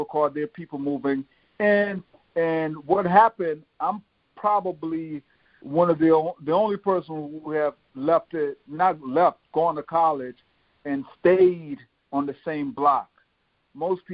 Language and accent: English; Philadelphia, Pennsylvania, United States; also born or lived in Jamaica; growing up in Southwest Philadelphia, a lot of the guys I grew up with, we were like brothers